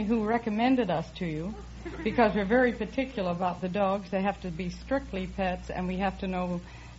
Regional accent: New York City, New York, United States; I'm from New York City, right near Morningside Park.

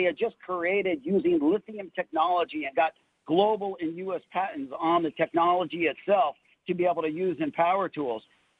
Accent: Los Angeles, California, United States; moved away; I grew up in the Valley, grew up in Granada Hills

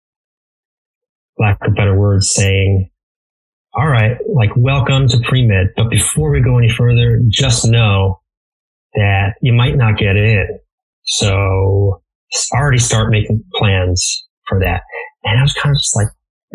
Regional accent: Connecticut, United States; moved away; also born or lived in Baltimore, Maryland; my hometown in Connecticut

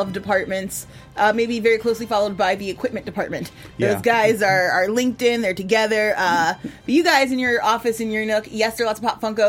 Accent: Chicago, Illinois, United States; I'm from Chicago, so it's a longtime hallmark.

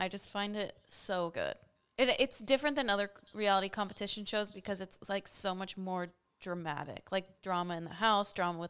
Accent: Dallas, Texas, United States; we're from Dallas.

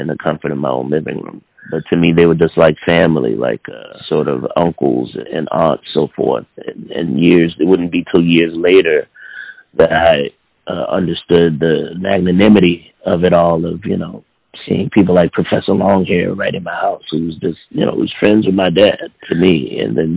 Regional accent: New Orleans, Louisiana, United States; I grew up not only in New Orleans

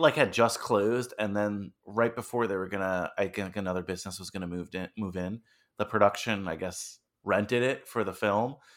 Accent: Old Tappan, New Jersey, United States; I grew up in Old Japan, New Jersey

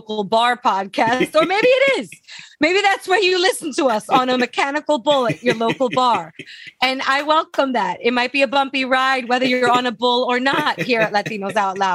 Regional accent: New York City, New York, United States; I'm from Brooklyn

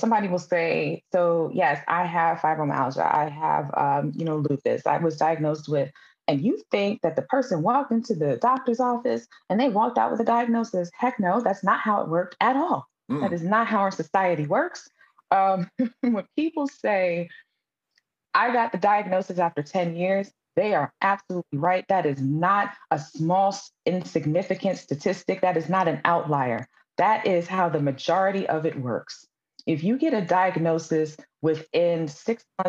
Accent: New York City, New York, United States; I'm from Brooklyn, New York

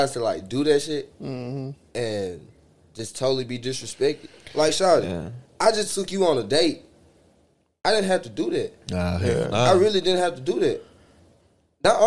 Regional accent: the South, United States; I'm from the South. Exactly. Baby, I'm from the South

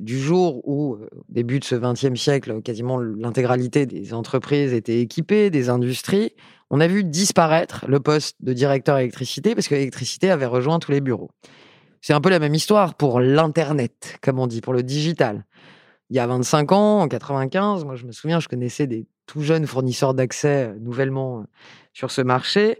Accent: Paris, Île-de-France, France; also born or lived in Basque Country; une femme qui vient de Paris, je suis née à Paris, j'ai été élue euh, à Paris

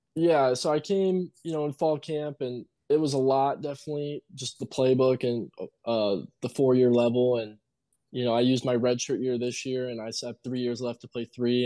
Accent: Marquette, Michigan, United States; also born or lived in Iron Mountain, Michigan; now in New Mexico, United States; I was born in Marquette, me and my brother

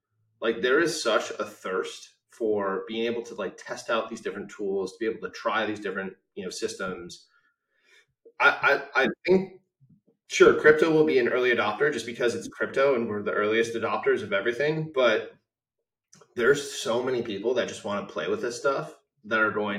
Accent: Palo Alto, California, United States; I grew up in Palo Alto in the 90s

